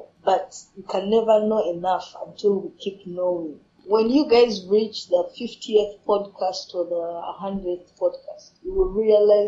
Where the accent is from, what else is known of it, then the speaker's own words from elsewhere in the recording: Uganda; I'm from Uganda